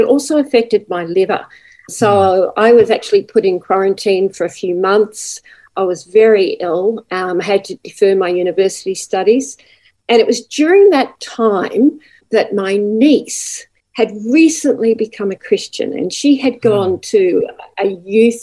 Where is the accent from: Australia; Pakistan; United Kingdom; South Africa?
Australia; Newcastle, New South Wales; now in Gold Coast, Australia; I was born in Newcastle in New South Wales